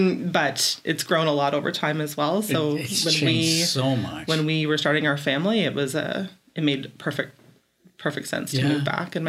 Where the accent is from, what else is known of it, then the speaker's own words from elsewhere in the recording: Carleton Place, Ontario, Canada; also born or lived in Barrie; So I'm born and raised in Carleton Place and the rural areas just outside. I grew up in the country. So kind of had that small town iconic way of growing up, and was in the same school with people from kindergarten right through to OAC